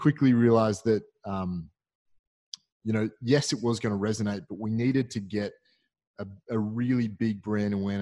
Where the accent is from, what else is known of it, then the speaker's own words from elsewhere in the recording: Australia; being an Aussie